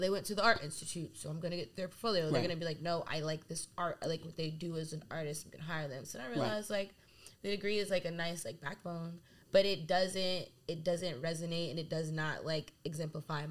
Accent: Delaware, United States; I'm from Delaware

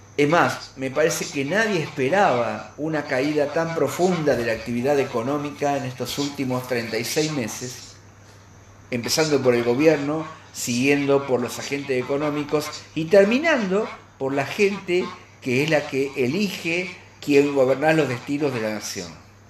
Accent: Argentina; está en nuestros genes como argentinos

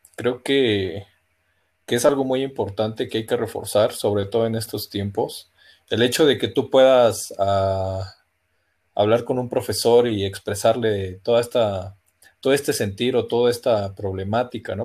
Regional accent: Mexico; como buenos mexicanos

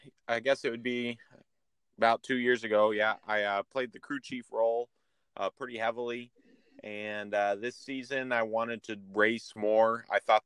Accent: Idaho, United States; born there; also born or lived in Florida / Michigan; now in Verona, United States; I was born in Idaho and lived in Florida for 10 years and was up in Michigan for 7 years.

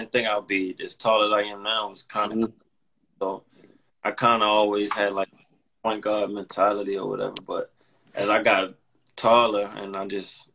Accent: Baltimore, Maryland, United States; I'm from Baltimore, Maryland

